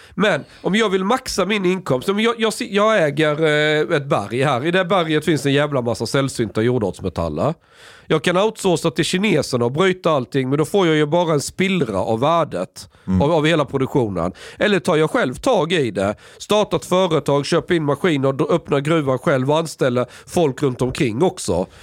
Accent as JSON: {"language": "Swedish", "country": "Sweden", "said": "jag kommer som svensk"}